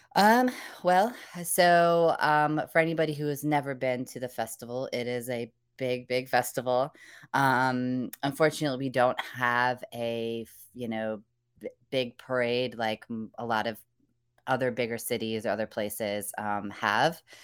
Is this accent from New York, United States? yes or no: no; Indiana, United States; now in North Carolina, United States; I'm originally from the Midwest, uh, Indiana in particular